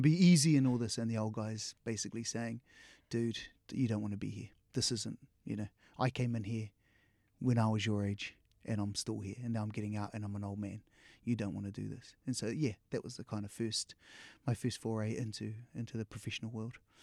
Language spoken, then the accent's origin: English; New Zealand; we grew up here in New Zealand